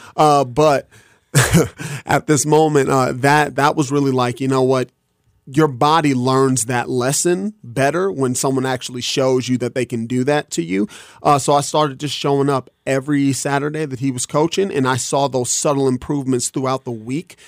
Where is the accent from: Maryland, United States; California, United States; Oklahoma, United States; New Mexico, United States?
New Mexico, United States; Albuquerque; I'm from Albuquerque, New Mexico